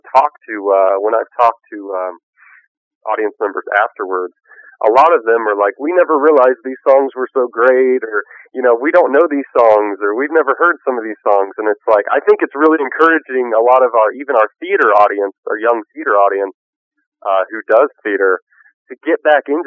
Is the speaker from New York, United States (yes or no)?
no; Kansas City, Missouri, United States; I grew up in Kansas City, Missouri